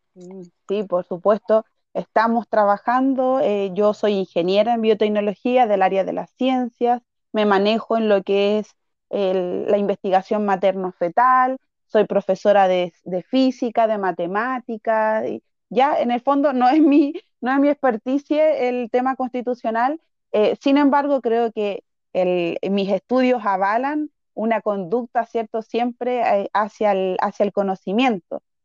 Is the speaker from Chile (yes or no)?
yes; Santiago, Santiago Metropolitan Region, Chile; also born or lived in Peru; yo llegué a los tres años acá a Chile, así que toda mi escolarización la viví en escuelas de, acá de Chile, em, en, particular mi enseñanza básica completa en Renca y la enseñanza media completa en Santiago Centro.